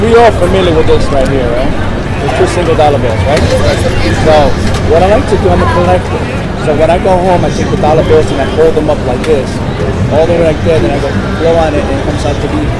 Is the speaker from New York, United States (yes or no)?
yes; New York City, New York, United States; also born or lived in Puerto Rico; now in Kansas City, United States; from the Magic of Enigma. I am from Puerto Rico, raised in New York City, and now here in Boston, Kansas City.